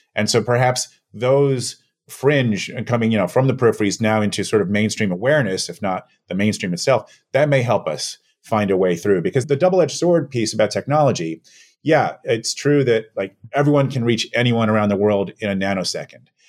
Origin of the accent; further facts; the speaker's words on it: New York City, New York, United States; I was born and raised here in New York